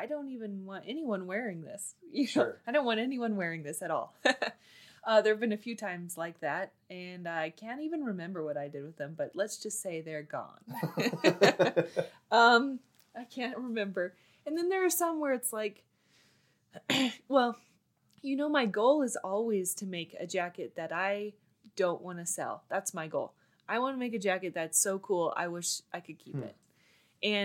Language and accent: English; Bend, Oregon, United States; now in Colorado, United States; I grew up in Bend, Oregon